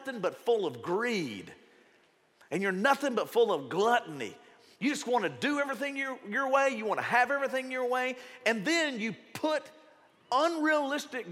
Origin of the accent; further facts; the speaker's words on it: the South, United States; if you grew up in the South, and you grew up in a Baptist church or maybe in another denomination, I was from the Baptist, I'm only speaking from where I grew up